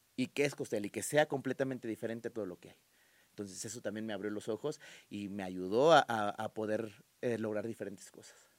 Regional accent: Guadalajara, Jalisco, Mexico; also born or lived in Mexico City; me voy a Guadalajara ya formalmente cuando yo tengo casi tres años y de ahí me quedé a, radicar allá y me adoptaron y me siento tapatío

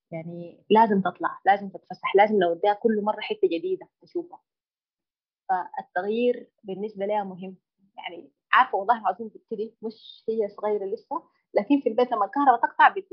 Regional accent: Sudan; العاجباني في في بلدنا السودان الجانب الديني او الالتزام

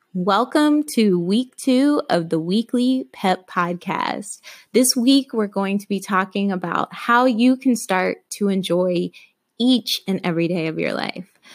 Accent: Alabama, United States; I was raised in Alabama

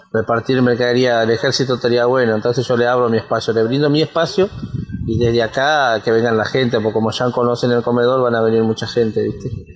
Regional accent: Quilmes, Buenos Aires Province, Argentina; soy de Quilmes Oeste

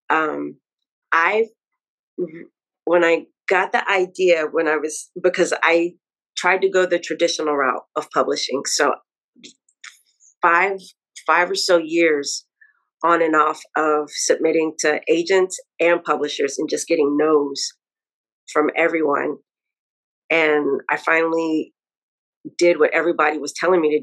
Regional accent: Dallas, Texas, United States; moved away as an adult; now in New York, United States; I'm originally from Dallas, Texas, but I have been living in New York now for 9 years

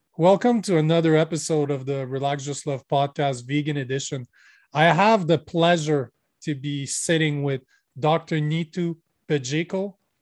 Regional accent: Canada; I'm from Canada

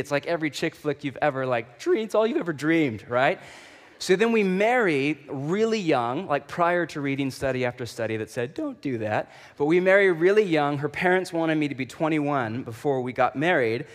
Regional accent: Portland, Oregon, United States; I'm from Portland

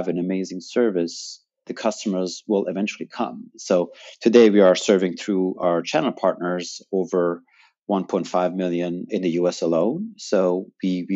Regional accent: Germany; moved away as an adult; now in United States; I'm from Germany

